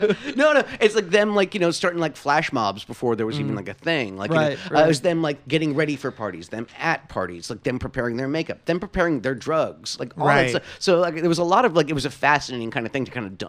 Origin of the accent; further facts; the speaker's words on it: New York, United States; I'm from New York